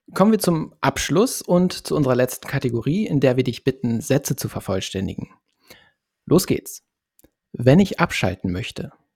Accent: Lower Saxony, Germany; ich komme zum Beispiel aus Niedersachsen vom platten Land

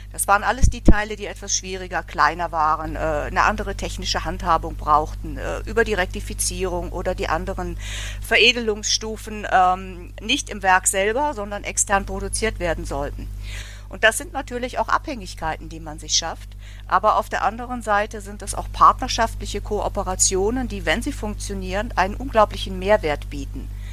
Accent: Bavaria, Germany; now in Cologne, Germany; ich komme ja eigentlich auch aus Bayern. Meine Eltern sind Rosenheim und Eggenfelden

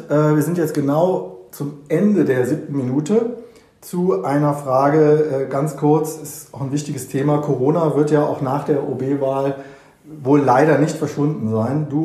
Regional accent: Cologne, North Rhine-Westphalia, Germany; ich als Kölner in dieser selbstverliebten Stadt, hier ist doch nicht mehr alles Gold, was glänzt, oder?

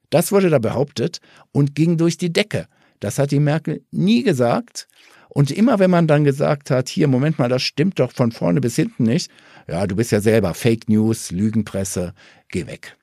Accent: Ruhr area, North Rhine-Westphalia, Germany; moved away; Jetzt komme ich ja auch ursprünglich aus dem Ruhrgebiet

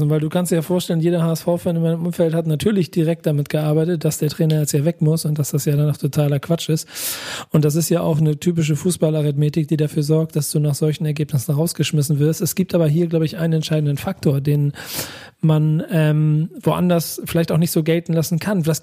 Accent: Hamburg, Germany; Weißt du, guck mal, ich bin aus Hamburg, ne?

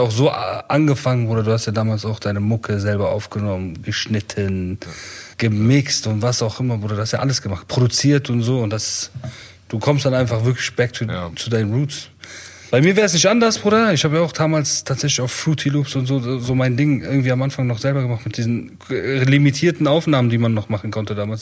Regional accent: Bonn, North Rhine-Westphalia, Germany; also born or lived in Iran (Kurdish ancestry); wir sind ja viel mit Heroin-Leuten aufgewachsen, ne, in Bonn auch.

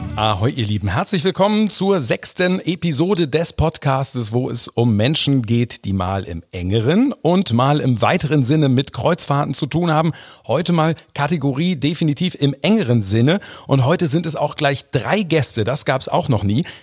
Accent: Hamburg, Germany; wir Hamburger

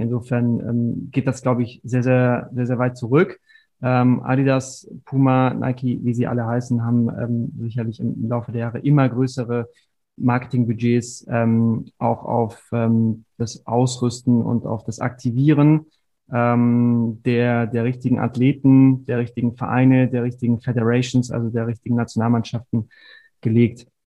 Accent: Stuttgart, Baden-Württemberg, Germany; moved away; also born or lived in Mainz; Ich bin äh, in Stuttgart geboren und aufgewachsen

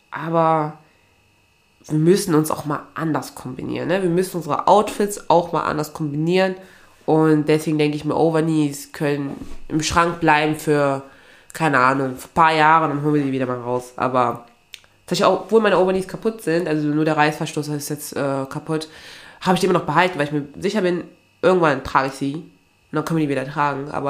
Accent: Aachen, North Rhine-Westphalia, Germany; Und bei mir, also ich komme ja eigentlich aus Aachen.

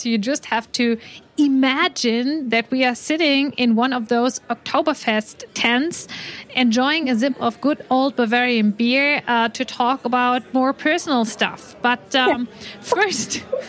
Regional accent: United Kingdom; And as a Brit, obviously, I have to ask you

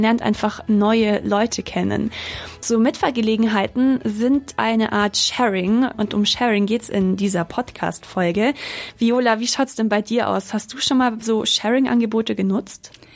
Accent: Munich, Bavaria, Germany; Ich komme eigentlich aus München

